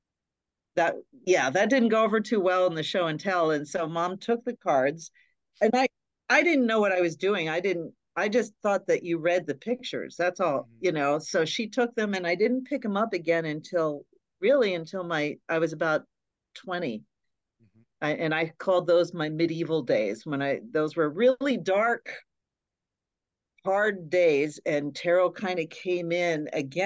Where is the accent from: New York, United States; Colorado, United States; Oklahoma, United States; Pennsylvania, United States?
Pennsylvania, United States; Hollidaysburg; growing up in Hollidaysburg, it was a pretty, just a small town, very Catholic